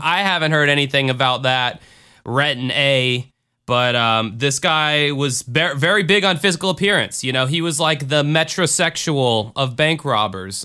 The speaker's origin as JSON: {"language": "English", "town": "Jacksonville", "region": "Florida", "country": "United States", "tie": "born or raised there", "said": "my hometown of Jacksonville, Florida."}